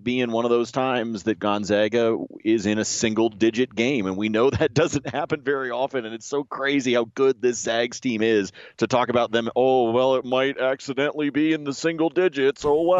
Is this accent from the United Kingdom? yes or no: no; Corvallis, Oregon, United States; I grew up in Corvallis.